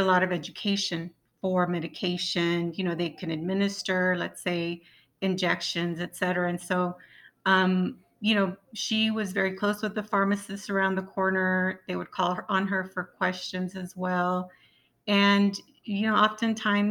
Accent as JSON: {"language": "English", "town": "Yuma", "region": "Arizona", "country": "United States", "tie": "born or raised there", "said": "I'm from, you know, where Cesar Chavez was from"}